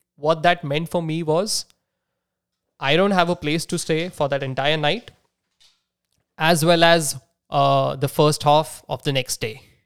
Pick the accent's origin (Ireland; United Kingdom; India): India; Nagpur, Maharashtra; moved away as an adult; also born or lived in San Jose, California; my hometown. That's that's Nagpur in Maharashtra